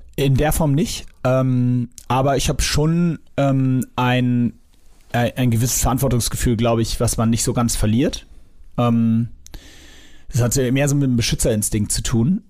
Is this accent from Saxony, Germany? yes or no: no; Hamburg, Germany; ich bin im Norden aufgewachsen, in Lemsal-Mellingstedt